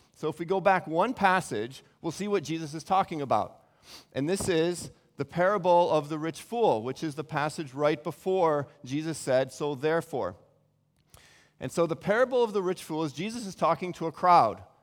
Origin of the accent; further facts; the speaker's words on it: Chicago, Illinois, United States; moved away as an adult; also born or lived in Cincinnati; now in Beijing, China; Chicago's my hometown